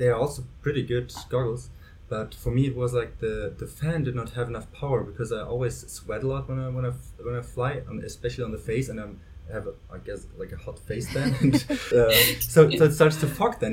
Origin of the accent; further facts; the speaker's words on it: Germany; I'm from Germany